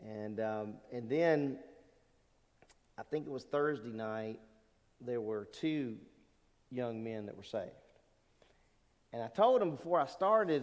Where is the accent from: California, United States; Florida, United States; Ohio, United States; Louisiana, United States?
Louisiana, United States; Lake Charles; also born or lived in Newport, Rhode Island; I grew up in Southwest Louisiana, and my dad was in the Navy. We moved around a lot when I was a little guy